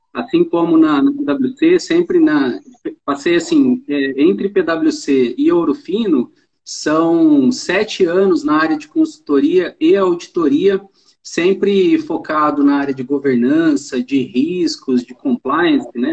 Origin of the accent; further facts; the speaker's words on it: Tambaú, São Paulo, Brazil; now in Ribeirão Preto, Brazil; Eu sou da cidade de Tambaú, que é aqui perto